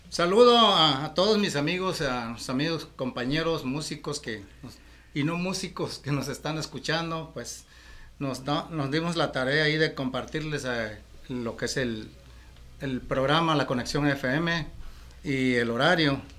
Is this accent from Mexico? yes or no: yes; Acapulco, Guerrero, Mexico; also born or lived in Mexico City; now in Tijuana, Mexico; a, finales del 85 salí de la Ciudad de México. O sea, estuve de, Acapulco a la Ciudad de México.